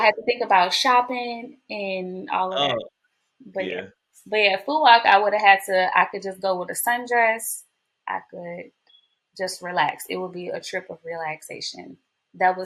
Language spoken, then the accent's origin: English; New Orleans, Louisiana, United States; now in Houston, United States; I'm from New Orleans.